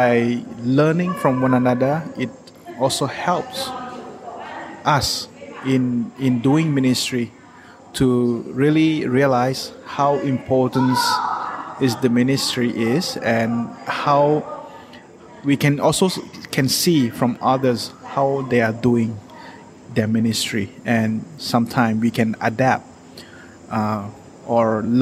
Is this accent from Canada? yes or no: no; Chiang Rai, Thailand; I come from Chiang Rai, Thailand.